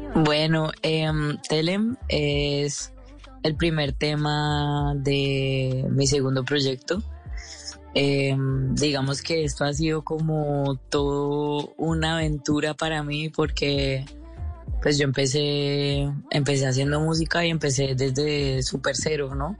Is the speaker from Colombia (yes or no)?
yes; Cali, Valle del Cauca, Colombia; accent: caleño; moved away as an adult; also born or lived in Brussels, Belgium; now in Paris, France; yo crecí en Cali toda la vida